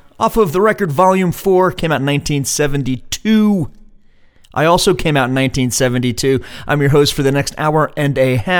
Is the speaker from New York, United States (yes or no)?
yes; New York, United States; now in Seattle, United States; I'm here in Seattle, Washington, and we got snow this week. Just a dusting of snow. I'm from New York, so I'm used to a lot more snow that snows and stays put.